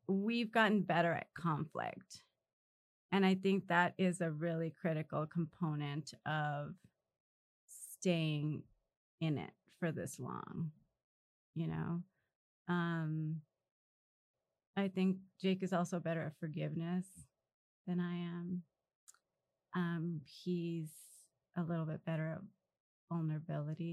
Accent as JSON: {"language": "English", "town": "Los Angeles", "region": "California", "country": "United States", "tie": "born or raised there", "said": "We grew up in South Central"}